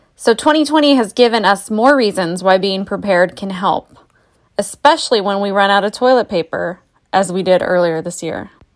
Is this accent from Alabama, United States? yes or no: no; New Mexico, United States; now in Oregon, United States; I'm originally from New Mexico, so that is a place where water is very critical